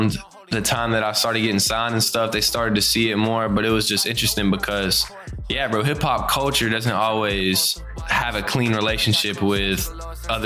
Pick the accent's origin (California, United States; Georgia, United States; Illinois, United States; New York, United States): Georgia, United States; Brunswick; I grew up in Brunswick, Georgia, a small town in South Georgia